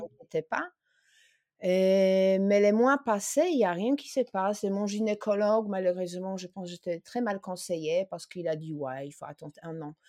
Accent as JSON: {"language": "French", "country": "Poland", "moved": "yes", "lives_now": "France", "said": "je suis polonaise"}